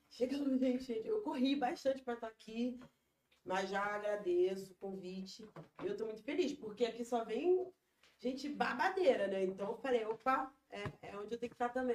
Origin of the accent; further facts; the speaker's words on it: Rio de Janeiro, Brazil; also born or lived in Rocinha, Rio de Janeiro; eu vivi até 2005, nasci, vivi no Falete, Fogueteiro, Turano, eu sou filhotinho dali. E aí em 2005 eu fui para Rocinha